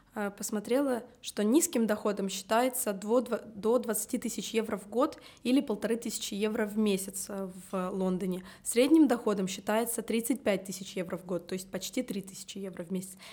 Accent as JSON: {"language": "Russian", "town": "Tallinn", "region": "Harju County", "country": "Estonia", "tie": "born or raised there", "said": "я родилась в Таллине"}